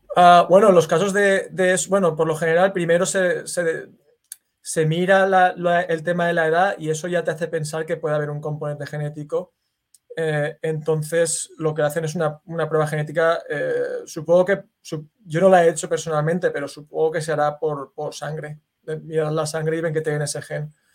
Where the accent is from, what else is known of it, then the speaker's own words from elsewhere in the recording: Valencia, Valencian Community, Spain; now in United States; yo soy de Valencia, que es una ciudad que está en España, en el Mediterráneo